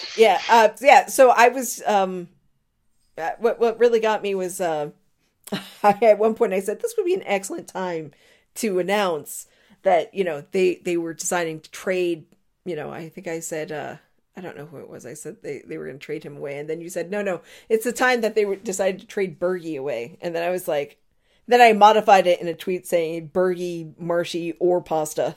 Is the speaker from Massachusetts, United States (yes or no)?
yes; Marlborough, Massachusetts, United States; moved away; also born or lived in Newport, Rhode Island; They are playing in my hometown.